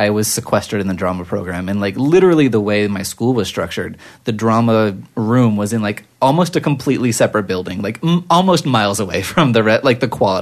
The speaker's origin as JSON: {"language": "English", "town": "Anaheim", "region": "California", "country": "United States", "tie": "born or raised there", "said": "I grew up in Anaheim"}